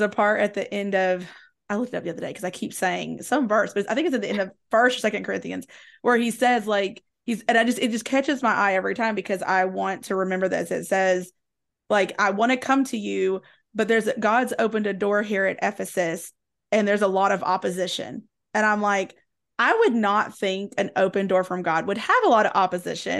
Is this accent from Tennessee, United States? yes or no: yes; Southwest Virginia, East Tennessee, United States; I grew up in East Tennessee, Southwest Virginia